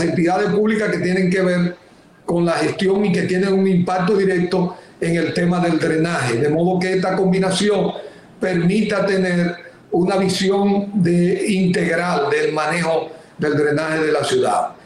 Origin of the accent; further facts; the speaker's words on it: Dominican Republic; yo soy un dominicano